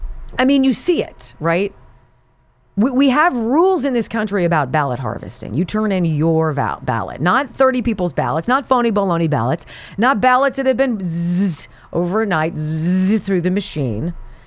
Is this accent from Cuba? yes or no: yes; Cuba; I come from Cuba. My people are from Cuba. We don't trust banks because we don't get banks, right?